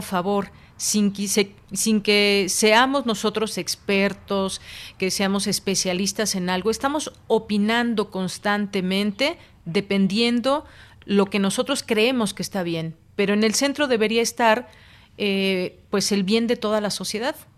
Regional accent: Mexico; como mexicanos

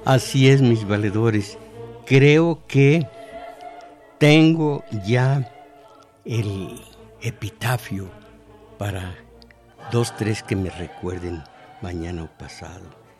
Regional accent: Jalpa, Zacatecas, Mexico; now in Mexico City, Mexico; ya venía yo hablando como los de Jalpa

